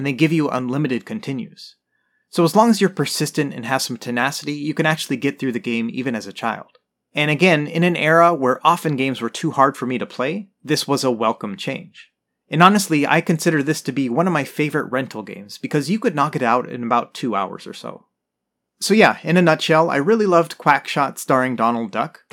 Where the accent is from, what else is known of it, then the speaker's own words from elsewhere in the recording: United States; I grew up in the United States